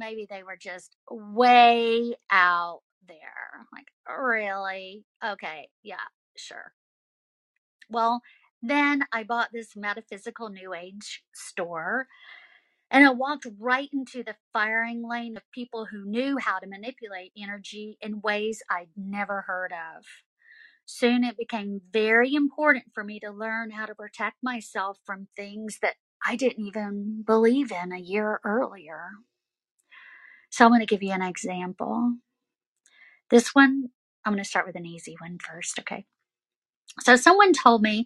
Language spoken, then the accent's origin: English; the South, United States; I'm from the South